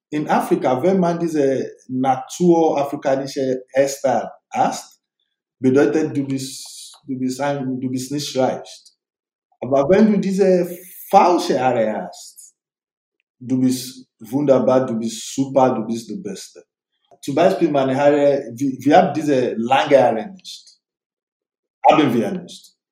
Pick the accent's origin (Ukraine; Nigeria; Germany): Nigeria; German is a second language; now in Europe; Und wenn ich reise nach Nigeria, meine Heimat